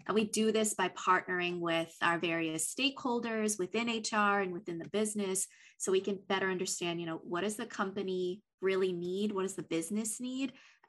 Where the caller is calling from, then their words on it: Los Angeles, California, United States; I am joining you from Los Angeles, sunny Los Angeles.